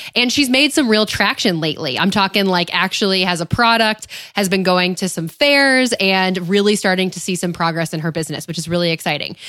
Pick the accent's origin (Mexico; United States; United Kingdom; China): United States; upstate New York; moved away; my hometown, my, my home state of upstate New York